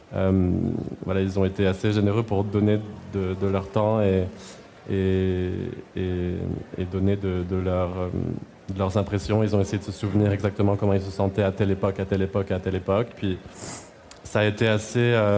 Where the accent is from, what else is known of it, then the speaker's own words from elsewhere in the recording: Clermont-Ferrand, Auvergne-Rhône-Alpes, France; moved away as an adult; also born or lived in Lyon; now in Montreal, Canada; J'ai habité à Lyon deux ans avant ça, puis avant dans ma ville natale qui s'appelle Clermont-Ferrand, qui est à une heure et demie de Lyon